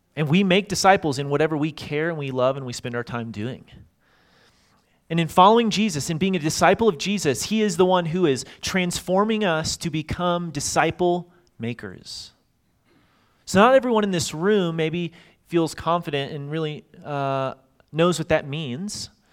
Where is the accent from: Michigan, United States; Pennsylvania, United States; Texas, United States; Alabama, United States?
Texas, United States; Dallas; I grew up in Dallas